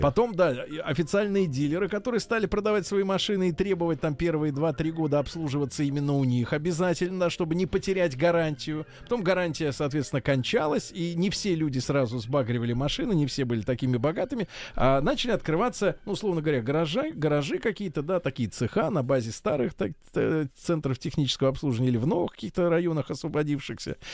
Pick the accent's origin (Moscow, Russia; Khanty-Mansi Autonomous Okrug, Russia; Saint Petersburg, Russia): Saint Petersburg, Russia; moved away; вернулись только что из как раз из моей, э, моей малой родины